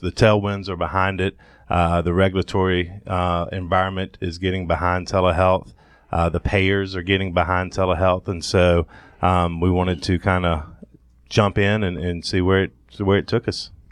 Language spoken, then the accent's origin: English; Thomasville, Georgia, United States; moved away as an adult; also born or lived in Athens, Georgia; now in Atlanta, United States; born and raised in Thomasville, Georgia